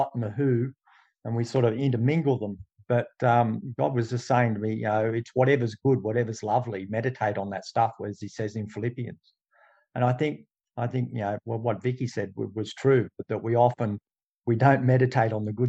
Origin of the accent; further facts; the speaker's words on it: Dubbo, New South Wales, Australia; I come from Dubbo